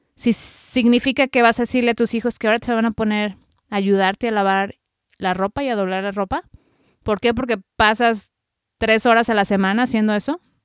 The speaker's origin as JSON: {"language": "Spanish", "country": "Mexico", "moved": "as an adult", "lives_now": "United States", "said": "soy periodista mexicana radicada en Estados Unidos ya desde hace 15 años"}